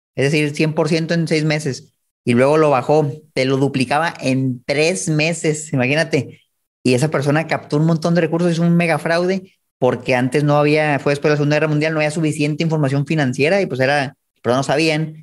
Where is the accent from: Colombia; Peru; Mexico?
Mexico; Chihuahua; Yo soy de Chihuahua